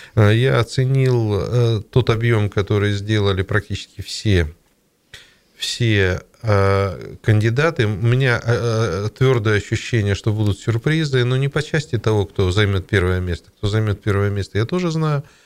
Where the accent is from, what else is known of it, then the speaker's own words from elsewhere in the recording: Siberia, Russia; мы же сибиряки